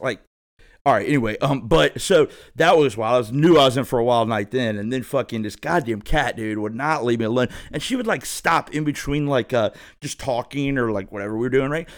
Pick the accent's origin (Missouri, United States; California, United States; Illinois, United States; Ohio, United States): Ohio, United States; thirty minutes from Cincinnati; also born or lived in Phoenix; I'm from Ohio, so, you know, thirty minutes from Cincinnati